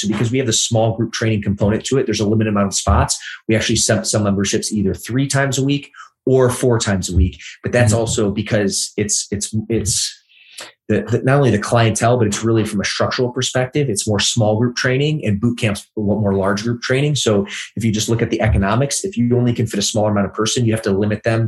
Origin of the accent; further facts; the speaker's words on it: Midwest, United States; moved away as an adult; also born or lived in Los Angeles; I grew up in the Midwest, great place, amazing people, but not necessarily the fitness capital of the world